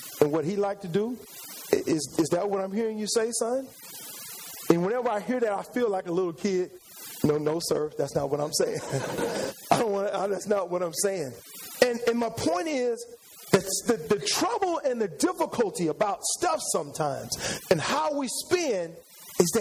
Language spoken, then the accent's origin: English; San Antonio, Texas, United States; moved away as an adult; now in Houston, United States; I came to Houston a long time ago to go to school. I'm originally from San Antonio, Texas